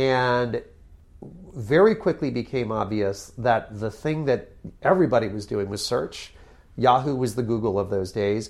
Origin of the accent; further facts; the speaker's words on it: Connecticut, United States; moved away; also born or lived in New York City / California; I grew up in Connecticut